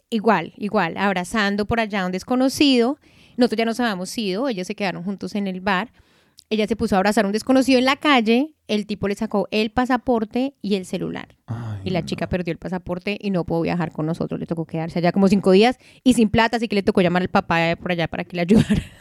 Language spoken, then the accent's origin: Spanish; Colombia; yo, crecí en Colombia